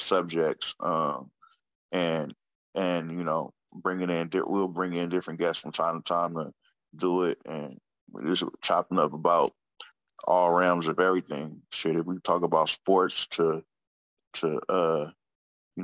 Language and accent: English; Oakland, California, United States; I'm from Oakland. So, you know, Oakland's my passion, my city.